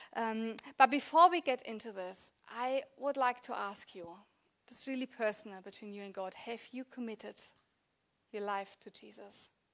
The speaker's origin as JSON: {"language": "English", "country": "Germany", "tie": "born or raised there", "second_language": "English", "moved": "as an adult", "lives_now": "Australia", "said": "I grew up, was born and grew up in Germany"}